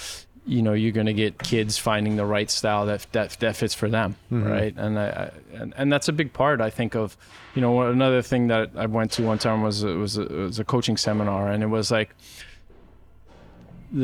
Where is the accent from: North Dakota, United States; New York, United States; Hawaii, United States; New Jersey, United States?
Hawaii, United States; moved away as an adult; I grew up in Hawaii